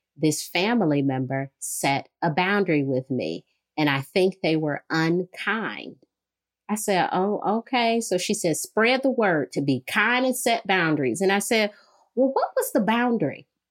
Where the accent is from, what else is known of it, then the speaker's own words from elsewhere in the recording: Detroit, Michigan, United States; I'm from Detroit